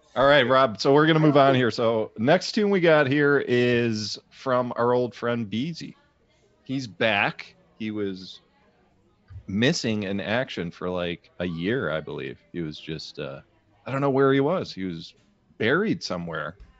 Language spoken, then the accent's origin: English; Chicago, Illinois, United States; I'm from Chicago.